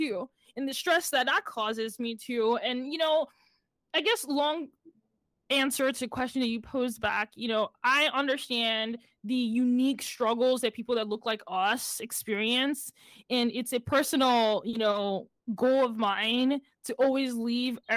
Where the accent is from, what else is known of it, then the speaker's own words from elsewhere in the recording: Nigeria; moved away; I'm from Nigeria